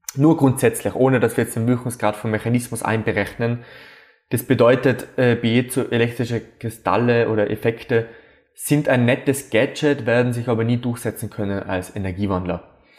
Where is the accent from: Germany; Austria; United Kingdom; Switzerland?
Austria; bei uns in Österreich